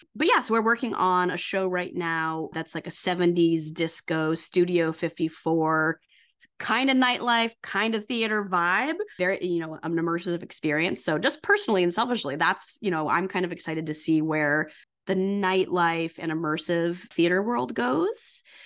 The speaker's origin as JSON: {"language": "English", "town": "St. Louis", "region": "Missouri", "country": "United States", "also_born_or_lived": "New York City", "moved": "as an adult", "lives_now": "New York, United States", "said": "I'm from Saint Louis, came he, to New York to be an actor"}